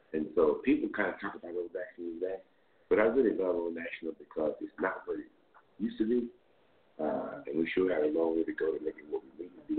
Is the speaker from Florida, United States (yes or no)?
yes; Fort Lauderdale, Florida, United States; moved away as an adult; Fort Lauderdale, Florida. I came here in 1968 to attend Morehouse College.